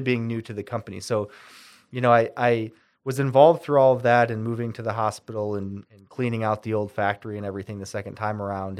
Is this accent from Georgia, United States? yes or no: no; Windsor, New York, United States; also born or lived in San Diego; I enjoyed growing up in Windsor